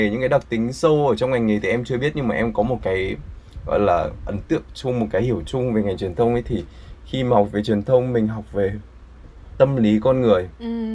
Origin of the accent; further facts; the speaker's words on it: Vietnam; tôi người Việt ạ